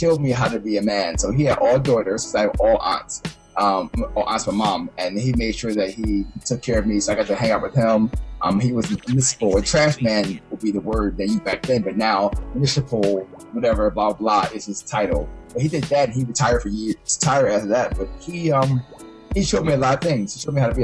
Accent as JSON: {"language": "English", "town": "Philadelphia", "region": "Pennsylvania", "country": "United States", "tie": "born or raised there", "also_born_or_lived": "Miami", "moved": "as an adult", "said": "I spent all my 18 years in Philadelphia, different parts of it, you know, in Darby and South Philly"}